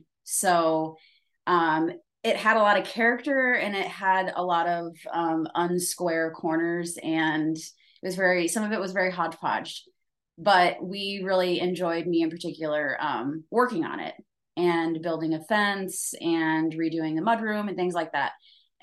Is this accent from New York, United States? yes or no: no; Keokuk, Iowa, United States; now in Iowa City, United States; So I grew up in Keokuk, Iowa. It's the very southeast tip of Iowa. Very small. I moved to Iowa City to go to college